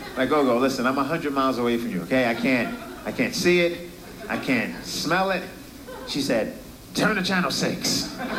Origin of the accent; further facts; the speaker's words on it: New York City, New York, United States; I'm from Brooklyn.